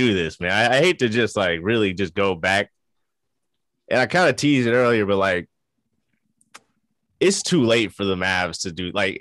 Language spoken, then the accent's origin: English; Dallas, Texas, United States; we're from Dallas